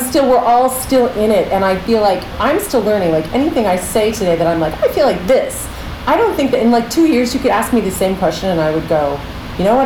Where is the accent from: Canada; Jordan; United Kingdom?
Canada; Pickering, Ontario; now in New York, United States; I grew up in Toronto, Canada, just outside of Toronto, in this little town called Pickering